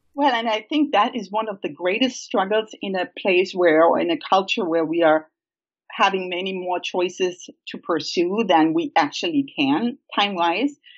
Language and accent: English; Germany; moved away; I grew up in Germany uh, on a family farm